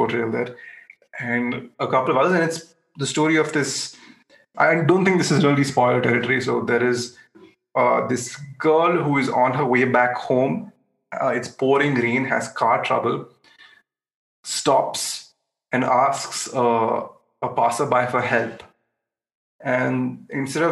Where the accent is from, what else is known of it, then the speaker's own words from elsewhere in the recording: India; we as an Indian audience